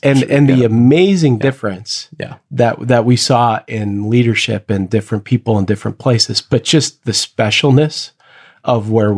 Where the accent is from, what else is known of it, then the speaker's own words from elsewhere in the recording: San Jose, California, United States; What I've found really joyful this year is a school that's in my hometown of San Jose, where I get to work